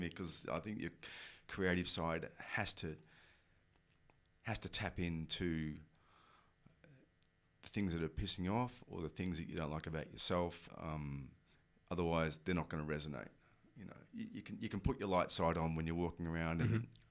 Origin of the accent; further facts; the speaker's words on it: Australia; I'm Australian